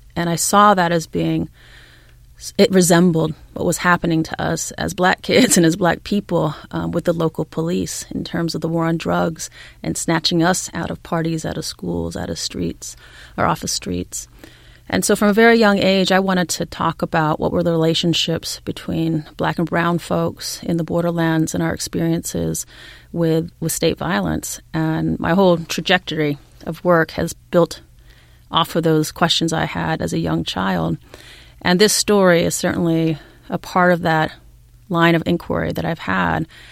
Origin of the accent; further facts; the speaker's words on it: San Diego, California, United States; I grew up in the borderlands. I'm from San Diego, California